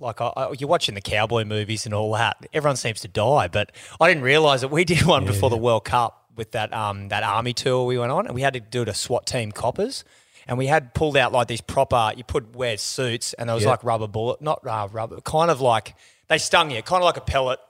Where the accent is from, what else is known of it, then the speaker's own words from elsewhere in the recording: Kingaroy, Queensland, Australia; I grew up in Kingaroy.